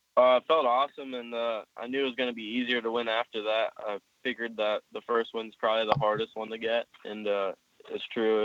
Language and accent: English; Pennsylvania, United States; I was born in PA, so I've been living there my whole life, basically